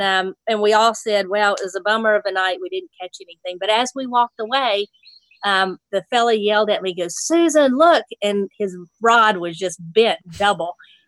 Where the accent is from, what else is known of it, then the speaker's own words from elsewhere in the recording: Nashville, Tennessee, United States; And I said, yeah, I'm from Nashville.